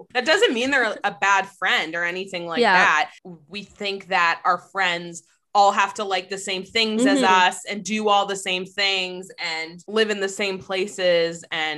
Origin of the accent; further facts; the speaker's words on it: Massachusetts, United States; now in Toronto, Canada; I'm from Massachusetts, but I live in Toronto.